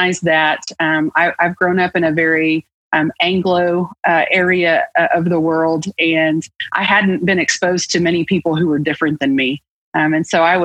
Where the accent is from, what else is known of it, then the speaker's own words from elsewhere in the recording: Arkoma, Oklahoma, United States; I grew up in Eastern Oklahoma, a small town, a rural town called Arkoma